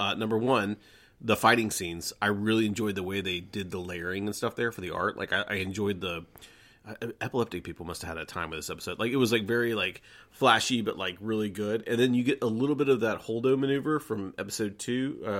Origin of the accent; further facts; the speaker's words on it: Atlanta, Georgia, United States; All right, so growing up in Atlanta, Georgia, in the 80s and 90s, we had what was called Glow, which is Gorgeous Ladies of Wrestling